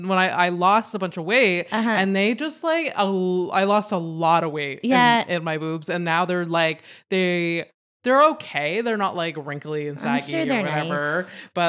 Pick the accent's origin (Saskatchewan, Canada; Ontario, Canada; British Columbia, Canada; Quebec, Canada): Quebec, Canada; Howick; now in Montreal, Canada; Like, I mean, I came from Howick to like Montreal.